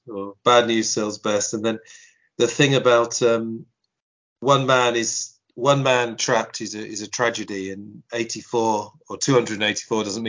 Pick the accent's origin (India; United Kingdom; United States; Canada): United Kingdom; England; we're all from England